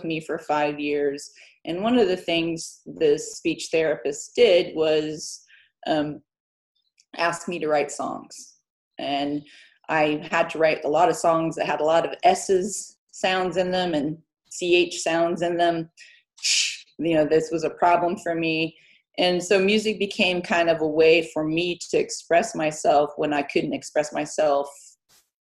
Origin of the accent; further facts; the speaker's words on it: Midwest, United States; moved away as an adult; also born or lived in Terre Haute, Indiana, United States / south of France / Spain; now in Lenzie, United Kingdom; we grew up in the Midwest.